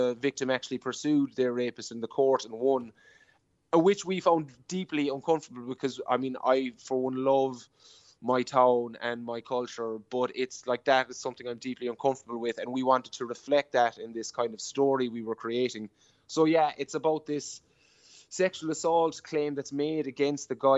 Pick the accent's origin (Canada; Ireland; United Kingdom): Ireland; Killorglin, Munster; I'm from Killorglin